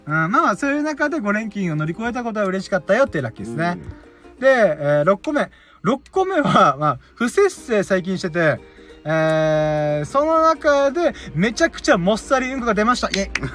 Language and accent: Japanese; Okinawa, Japan; なんで俺は沖縄に生まれたんだろうなとか思いながら